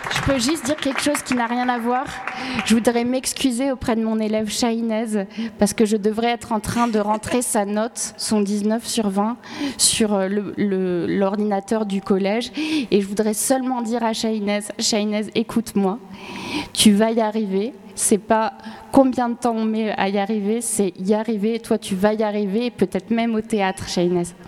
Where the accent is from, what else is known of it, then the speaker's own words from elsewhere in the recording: France; moved away as an adult; also born or lived in Northern Ireland; j'avais grandi en France